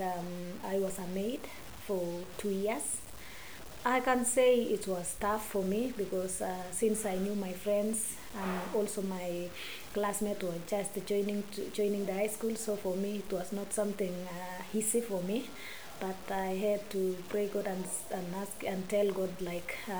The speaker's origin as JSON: {"language": "English", "region": "Baringo County", "country": "Kenya", "tie": "born or raised there", "said": "so I was born in Baringo"}